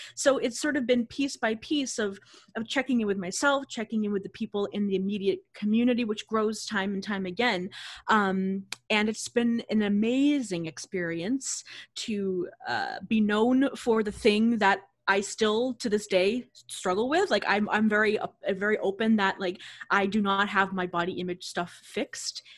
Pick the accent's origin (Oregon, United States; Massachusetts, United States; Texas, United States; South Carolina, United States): Massachusetts, United States; Boston; I'm from the Boston area